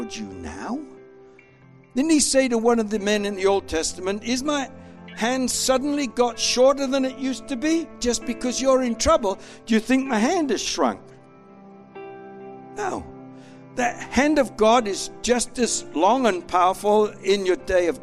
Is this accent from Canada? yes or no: no; Australia; I'm an Australian